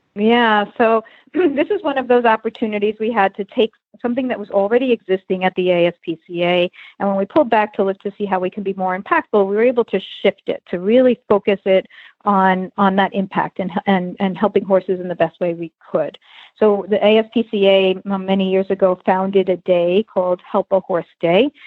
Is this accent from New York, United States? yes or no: yes; New York, United States; I grew up in New York and rode hunter jumpers as a uh, kid